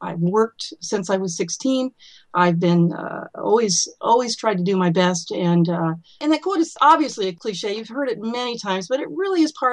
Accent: Burbank, California, United States; I was born in Southern California and grew up in Burbank, California

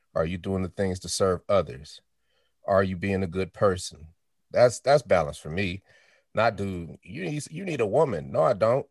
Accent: Denver, Colorado, United States; also born or lived in Chicago, Illinois; I was born in Chicago. Uh, we moved to Denver, Colorado when I was four

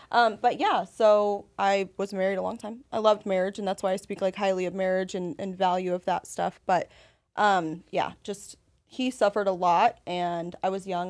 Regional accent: Las Vegas, Nevada, United States; now in San Antonio, United States; I'm from Las Vegas originally

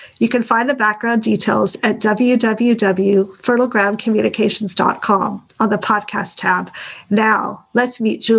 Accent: United States; he chose Real American, and partly because he is British and I am American, like your parents.

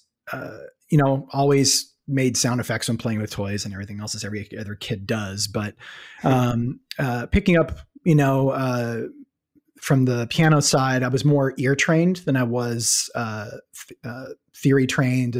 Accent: Dallas, Texas, United States; moved away as an adult; also born or lived in Connecticut / New Mexico; I was born in Connecticut, grew up in Dallas

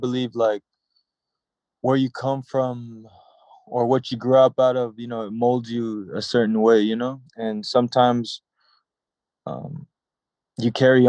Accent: United States; I'm Micronesian while growing up in America, you know? It's like two different lifestyles that I lived my whole life, you know, American lifestyle, then Micronesian lifestyle.

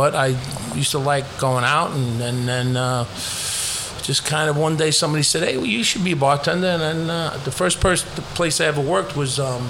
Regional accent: Bronx, New York, United States; Yes, I have great memories of growing up. There was a very togetherness about our neighborhood, and it never wore off me.

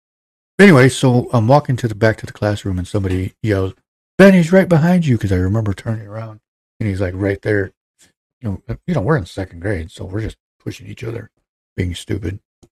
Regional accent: Netherlands; anybody that knows me from growing up in Holland, you probably all saw it anyways.

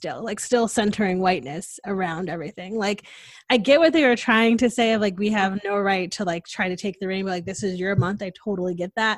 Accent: Connecticut, United States; now in Texas, United States; I'm from Connecticut

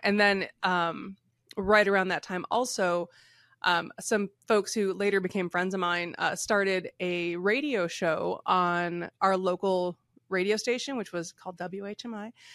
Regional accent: Michigan, United States; moved away; also born or lived in West Coast; I grew up in Michigan

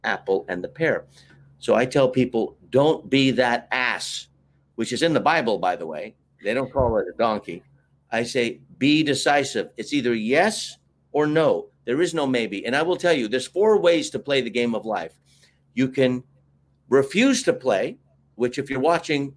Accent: United States; We're both American

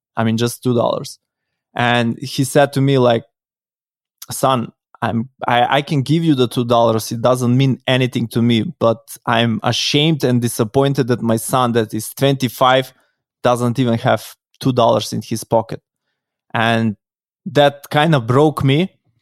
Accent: North Macedonia; I come from Macedonia, from Europe

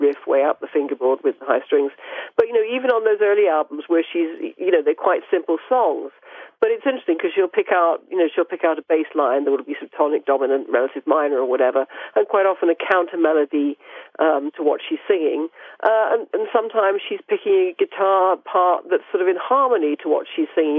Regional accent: United Kingdom; I'm British

